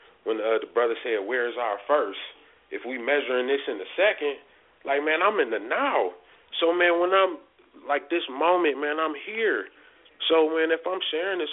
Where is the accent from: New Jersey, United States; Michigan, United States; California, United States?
Michigan, United States; Detroit; moved away as an adult; now in Colorado, United States; I grew up in Detroit